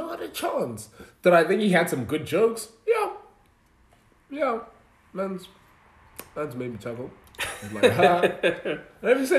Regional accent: Nelspruit, Mpumalanga, South Africa; I grew up in Nelspruit

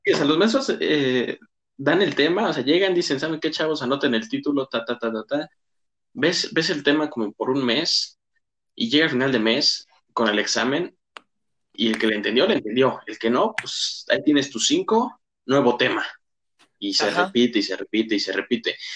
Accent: Mexico; nuestro país

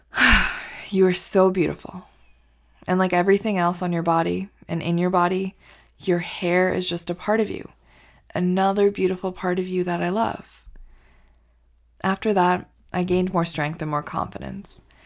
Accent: Canada; also born or lived in India; So, I grew up in India. And at the age of five, my family and I moved to Canada.

